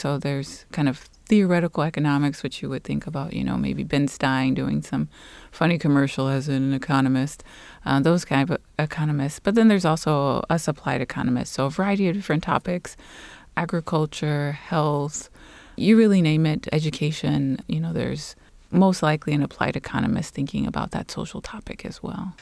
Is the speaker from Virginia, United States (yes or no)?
no; Los Angeles, California, United States; moved away as an adult; also born or lived in Guatemala; I'm originally from Los Angeles, California